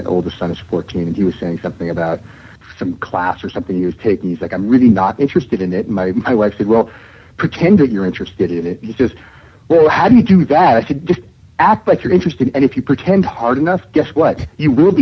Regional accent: Seattle, Washington, United States; moved away; also born or lived in New York; my family moved from New York to Seattle, which is my hometown.

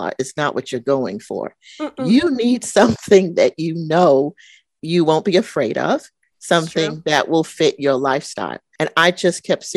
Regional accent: New York, United States; moved away; when I was a little girl and my growing up in New York, and we would go into the city

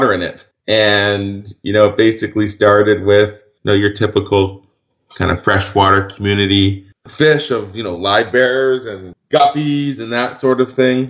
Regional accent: Vancouver, British Columbia, Canada; I grew up in Vancouver, British Columbia

